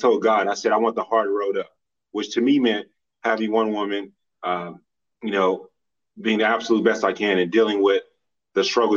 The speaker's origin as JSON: {"language": "English", "town": "Dallas", "region": "Texas", "country": "United States", "said": "I'm from Dallas."}